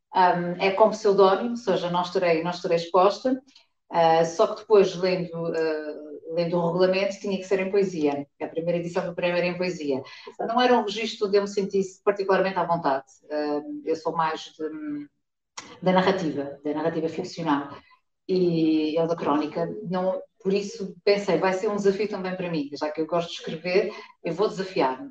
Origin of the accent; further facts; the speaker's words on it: Fundão, Centro, Portugal; moved away as an adult; also born or lived in Coimbra / Guarda; now in Azores, Portugal; eu sou do, sou do Fundão, sou de uma pequena freguesia que se chama, que se chama Patela do Conselho